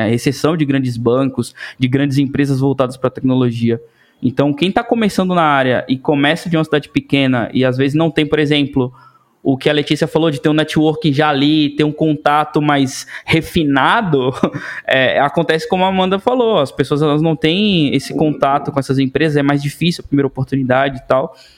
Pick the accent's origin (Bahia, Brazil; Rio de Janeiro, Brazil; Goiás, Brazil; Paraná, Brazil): Bahia, Brazil; interior of; moved away as an adult; also born or lived in Salvador; now in São Paulo, Brazil; eu venho do interior da Bahia